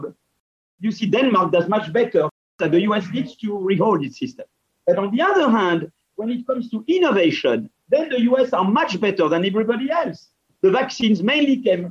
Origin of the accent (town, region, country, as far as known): France